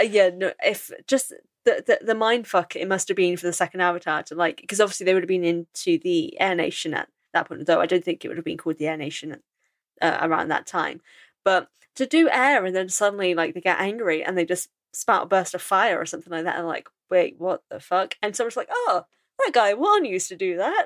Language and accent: English; England, United Kingdom; I'm English